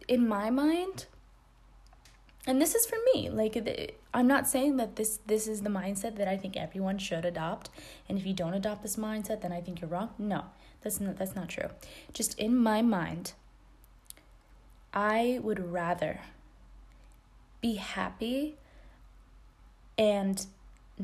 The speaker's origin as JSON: {"language": "English", "country": "United States", "said": "my experience as an American"}